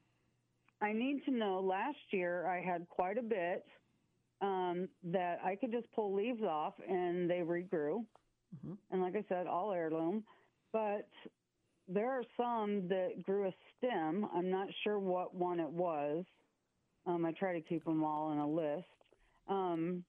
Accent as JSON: {"language": "English", "town": "Council Bluffs", "region": "Iowa", "country": "United States", "moved": "yes", "said": "I'm from the Council Bluffs, Omaha area. Council Bluffs, actually."}